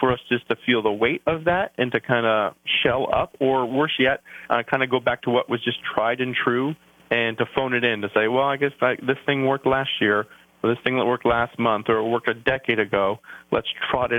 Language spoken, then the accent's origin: English; Canada; accent: outs and abouts; moved away as an adult; now in New Jersey, United States; I'm a Canadian